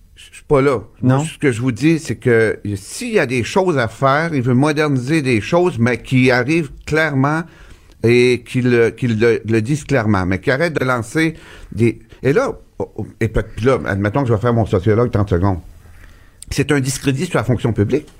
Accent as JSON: {"language": "French", "area": "Gaspésie", "region": "Quebec", "country": "Canada", "said": "chez nous, en Gaspésie"}